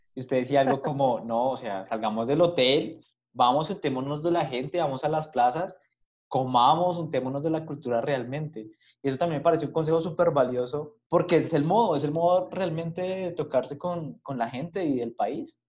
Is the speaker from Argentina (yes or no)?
no; Colombia